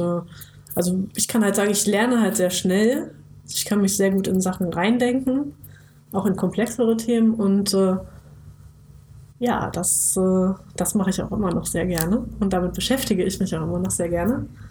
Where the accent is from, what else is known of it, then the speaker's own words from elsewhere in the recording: Bad Pyrmont, Lower Saxony, Germany; now in Jüchen, Germany; ursprünglich aus Bad Pyrmont, das ist so eine kleine, beschauliche Kurstadt äh, in der Nähe, ganz, ganz grob in der Nähe von Hannover. Da wurde ich geboren